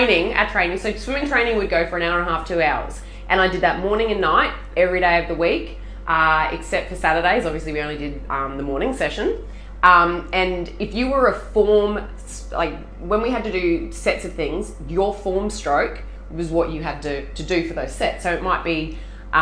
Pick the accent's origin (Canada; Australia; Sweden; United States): Australia; Sydney, New South Wales; now in Queensland, Australia; I was born in Sydney